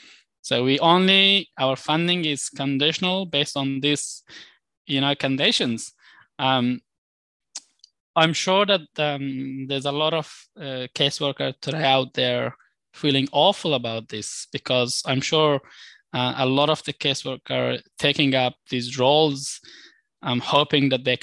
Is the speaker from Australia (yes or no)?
yes; Australia; And I think as an Australian, we should sit and go through this information and reflect